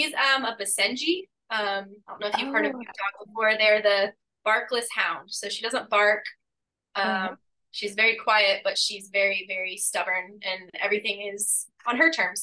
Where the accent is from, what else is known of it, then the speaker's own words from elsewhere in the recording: Indianapolis, Indiana, United States; moved away as an adult; now in Melbourne, United States; I'm actually originally from Indiana, was born and raised in Indianapolis, but I moved down here about 8 years ago now